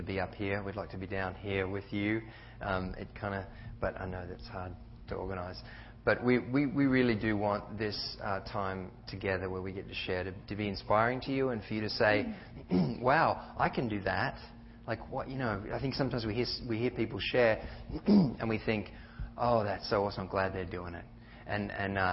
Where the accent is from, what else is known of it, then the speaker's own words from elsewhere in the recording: Australia; moved away as an adult; I've got a funny accent because I'm from Australia, and I came in 98